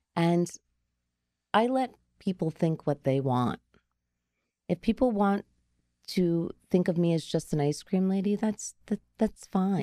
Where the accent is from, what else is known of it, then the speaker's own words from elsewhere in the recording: Garfield, New Jersey, United States; I grew up in Garfield